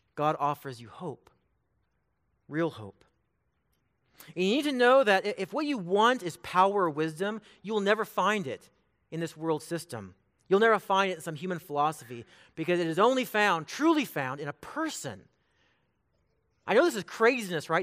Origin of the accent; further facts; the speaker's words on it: Bakersfield, California, United States; now in Emporia, United States; I'm from Bakersfield, California.